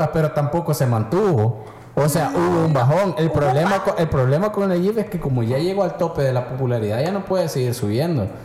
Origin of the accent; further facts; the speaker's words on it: Nicaragua; Yo soy un nicaragüense que un día me pregunté ay, qué pedo con el Mozote?